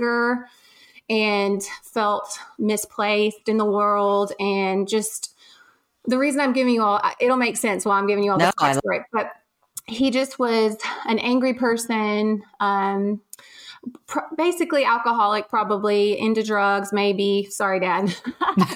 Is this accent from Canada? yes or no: no; Cohutta, Georgia, United States; moved away; I grew up in Georgia